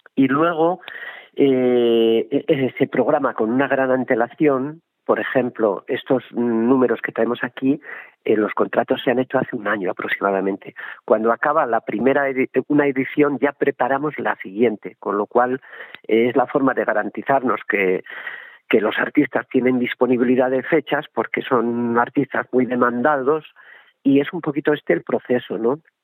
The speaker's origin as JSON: {"language": "Spanish", "town": "Salvatierra", "region": "Basque Country", "country": "Spain", "tie": "born or raised there", "moved": "yes", "said": "yo he nacido eh, soy de Salvatierra de Álava no aunque no vivo allí"}